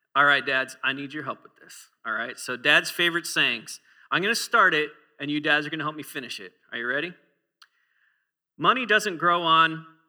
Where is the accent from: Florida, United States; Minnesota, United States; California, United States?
Minnesota, United States; I used to walk to school uphill both ways or in the snow as I'm from Minnesota